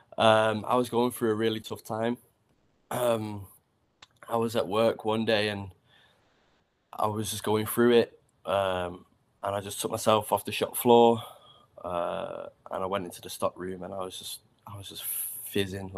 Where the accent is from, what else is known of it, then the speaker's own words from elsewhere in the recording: Manchester, North West England, United Kingdom; I grew up in Old Trafford, so from the Hens